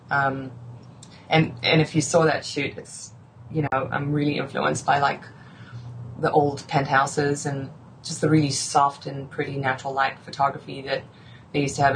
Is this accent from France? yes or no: no; South Africa; I grew up in South Africa